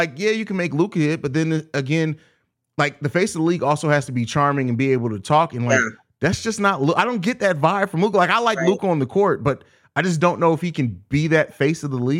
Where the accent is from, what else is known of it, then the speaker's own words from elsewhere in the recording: St. Louis, Missouri, United States; from St. Louis, my hometown